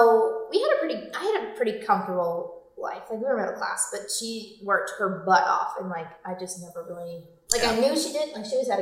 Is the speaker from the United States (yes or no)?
yes; New Jersey, United States; So we moved from New Jersey